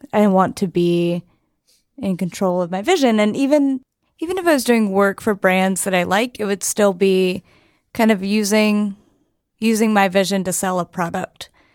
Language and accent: English; Chattanooga, Tennessee, United States; moved away as an adult; now in San Francisco, United States; I'm from Tennessee originally, um, East Tennessee